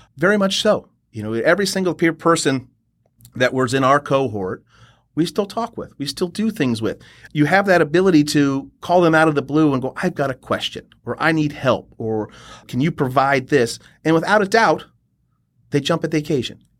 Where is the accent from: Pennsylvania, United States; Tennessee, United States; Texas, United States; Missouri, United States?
Texas, United States; Austin; moved away; also born or lived in Kansas City / Boulder; I'm a native Texan, so originally from Austin